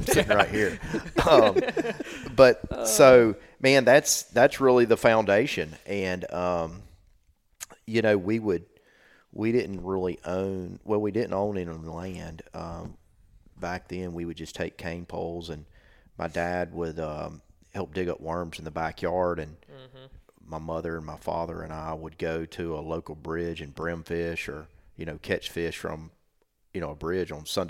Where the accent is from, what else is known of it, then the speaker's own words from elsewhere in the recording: Alabama, United States; I grew up in South Alabama, and we had, you know, 15 acres around my house.